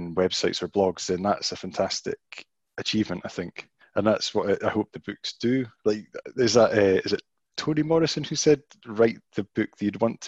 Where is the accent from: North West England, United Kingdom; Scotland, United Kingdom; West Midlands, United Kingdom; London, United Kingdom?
Scotland, United Kingdom; Penicuik; as someone growing up in Pennycook in Midlothian, which is a sort of former mining town